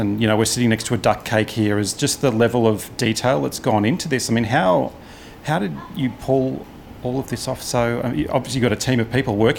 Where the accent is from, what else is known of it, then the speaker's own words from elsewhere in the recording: Brisbane, Queensland, Australia; Born and bred in Brizzy